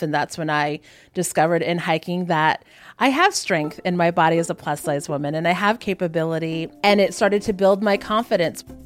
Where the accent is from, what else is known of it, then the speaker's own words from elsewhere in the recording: Hawaii, United States; I'm native Hawaiian, and my whole family grew up like surfing